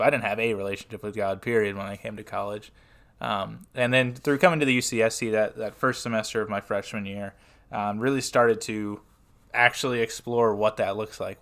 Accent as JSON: {"language": "English", "town": "Smyrna", "region": "Tennessee", "country": "United States", "said": "I am from Smyrna, Tennessee, which is just southeast of Nashville"}